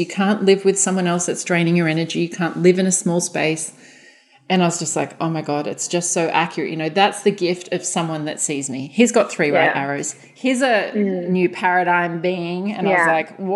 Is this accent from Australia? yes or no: yes; Australia; we're Australian